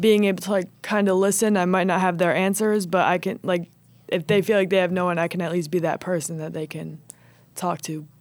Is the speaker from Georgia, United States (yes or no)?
no; Old Bridge, New Jersey, United States; I am from Old Bridge, New Jersey